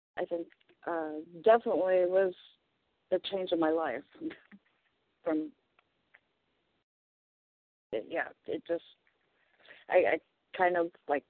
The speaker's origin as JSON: {"language": "English", "town": "Portland", "region": "Oregon", "country": "United States", "tie": "born or raised there", "also_born_or_lived": "Hermiston, Oregon", "said": "I was born in Portland, Oregon, where I live now"}